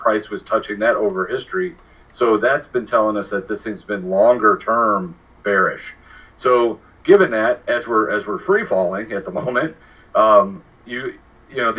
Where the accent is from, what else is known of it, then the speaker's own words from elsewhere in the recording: Baltimore, Maryland, United States; I was born in Baltimore